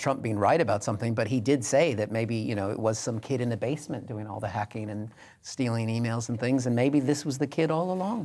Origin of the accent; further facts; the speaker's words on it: Pacific Northwest, United States; I grew up in the Pacific Northwest